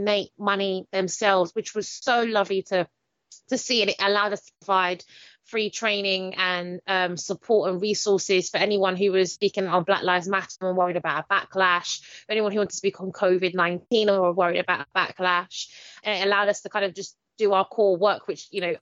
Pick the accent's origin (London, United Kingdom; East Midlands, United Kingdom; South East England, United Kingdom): London, United Kingdom; I'm from Stratford, Newham